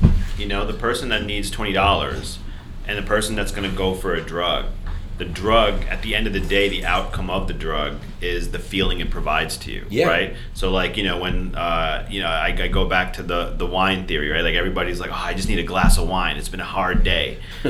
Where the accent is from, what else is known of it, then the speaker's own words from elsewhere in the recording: Punjab, India; Yeah, I'm Indian. So Punjabi from North India.